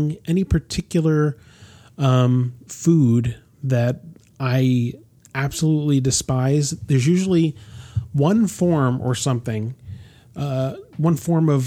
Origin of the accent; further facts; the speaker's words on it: Rahway, New Jersey, United States; I'm not from Norway. I'm from Rahway. Which is actually where I was born.